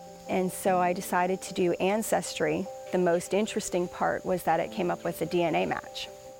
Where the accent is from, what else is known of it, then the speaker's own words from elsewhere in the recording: East Ridge, Tennessee, United States; born there; I was born in June of 1979. I was adopted as a baby from East Ridge, Tennessee.